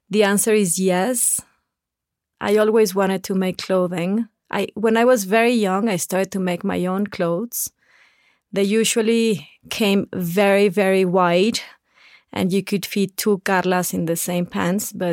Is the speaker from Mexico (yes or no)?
yes; Saltillo, Coahuila, Mexico; English is a second language; I was born in Saltillo, Coahuila, that is the border with Texas, and my family still now we enjoy very much to cross the border